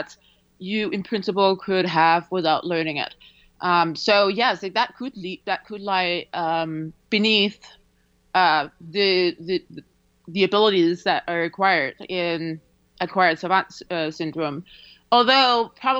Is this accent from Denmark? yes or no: yes; Denmark; moved away; I grew up in Denmark